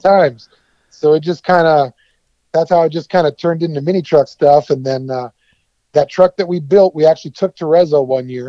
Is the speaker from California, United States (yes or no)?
yes; San Diego, California, United States; also born or lived in Petaluma, California; I grew up in West Coast, obviously, but mostly San Diego. Grew up there when I was a kid